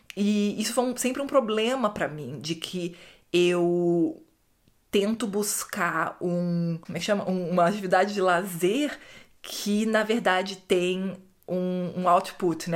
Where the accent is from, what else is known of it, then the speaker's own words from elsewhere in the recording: Rio de Janeiro, Brazil; no Rio mesmo onde eu cresci